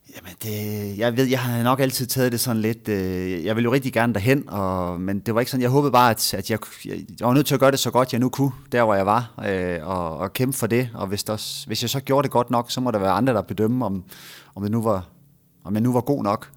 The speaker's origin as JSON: {"language": "Danish", "town": "Frederikshavn", "region": "North Denmark Region", "country": "Denmark", "tie": "born or raised there", "also_born_or_lived": "Aalborg / Copenhagen", "moved": "as an adult", "said": "jeg er jo nordjyd. Jeg er født i, øh, jeg er født i Frederikshavn og har boet øh, 20 år"}